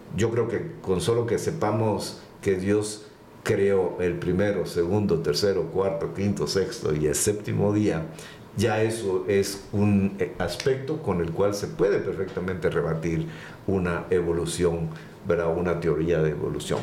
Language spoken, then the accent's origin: Spanish; Guatemala; moved away as an adult; also born or lived in Panama / Costa Rica / Chicago, Illinois, United States / Austin, Texas, United States; nacido en Guatemala, por supuesto, pero con la oportunidad de trabajar en varios países